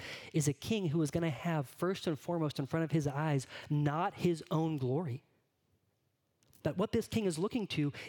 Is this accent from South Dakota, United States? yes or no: no; California, United States; moved away; Growing up in California